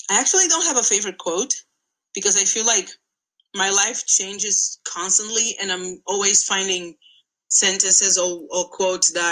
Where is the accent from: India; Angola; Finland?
Angola; moved away as an adult; now in United States; I'm not American. I am Angolan. I came to America to study.